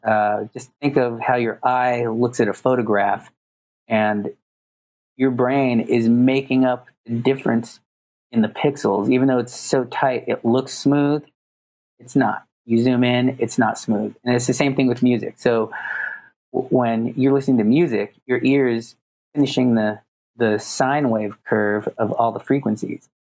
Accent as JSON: {"language": "English", "town": "Los Angeles", "region": "California", "country": "United States", "tie": "born or raised there", "said": "am born and raised in Los Angeles"}